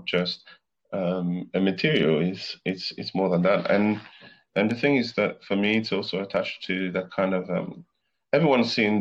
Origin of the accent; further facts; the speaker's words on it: Madagascar; moved away; I grew up in Africa. I grew up in Madagascar